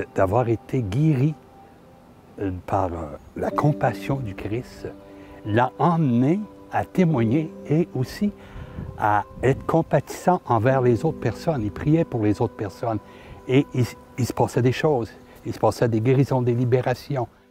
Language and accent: French; Saint-Zacharie, Quebec, Canada; Je suis natif de Saint-Zacharie, le même lieu que Père Émilien